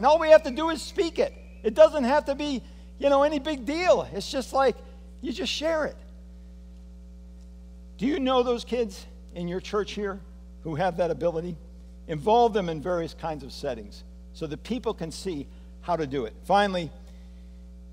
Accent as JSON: {"language": "English", "country": "United States", "said": "as an American"}